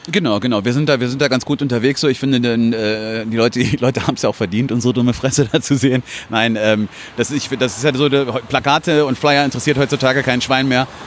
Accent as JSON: {"language": "German", "town": "Hilden", "region": "North Rhine-Westphalia", "country": "Germany", "said": "ich komme aus Hilden"}